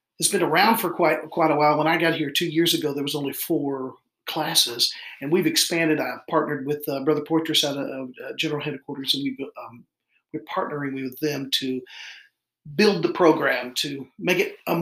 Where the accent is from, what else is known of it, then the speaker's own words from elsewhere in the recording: Kentucky, United States; moved away as an adult; also born or lived in Mount Clemens, Michigan / Arkansas; I was born in Mount Clemens, Michigan, and raised in Kentucky.